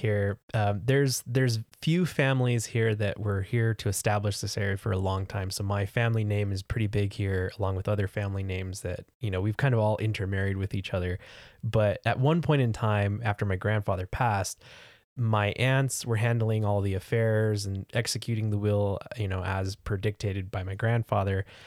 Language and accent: English; California, United States; moved away as an adult; I grew up in California